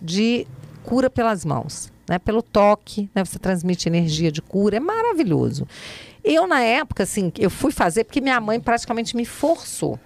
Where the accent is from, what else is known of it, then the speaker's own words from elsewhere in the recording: Brasília, Federal District, Brazil; also born or lived in Resende, Rio de Janeiro; eu fui criada aqui em Brasília, nasci no Rio, em Resende, no Rio de Janeiro, vim para cá criança, filha de militar